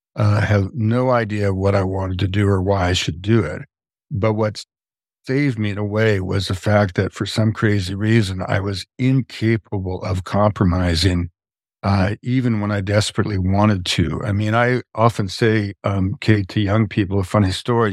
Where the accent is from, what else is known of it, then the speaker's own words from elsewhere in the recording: Quebec, Canada; moved away; also born or lived in British Columbia; I grew up in Canada, um, in Quebec um, in a very simple middle class family.